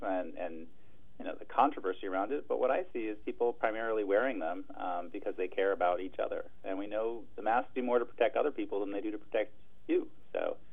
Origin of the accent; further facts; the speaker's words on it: Triangle Lake, Oregon, United States; also born or lived in Eugene, Oregon; I grew up out in Triangle Lake, and now I live in town